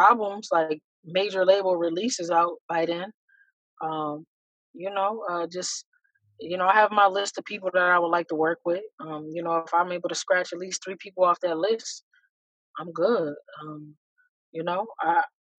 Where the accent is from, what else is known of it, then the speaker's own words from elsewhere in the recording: Buffalo / Niagara Falls area, New York, United States; I'm trying to get a couple storefronts between here in Buffalo and then in Niagara Falls too